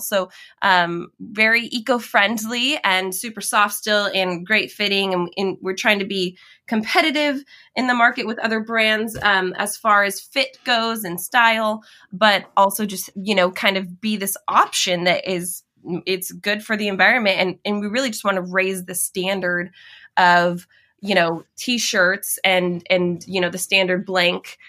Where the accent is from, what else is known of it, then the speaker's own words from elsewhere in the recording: Washington, United States; now in Oregon, United States; I grew up in Washington, just, you know, a border away, a state away